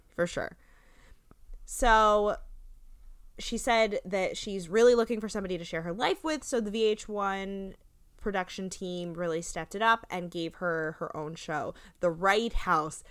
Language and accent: English; New Jersey, United States; we're from New Jersey